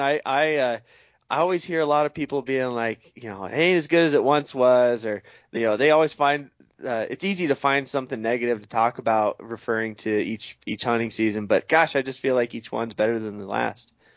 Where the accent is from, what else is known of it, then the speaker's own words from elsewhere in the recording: eastern Oregon, United States; moved away; my home state of Oregon, uh, grew up on the east side there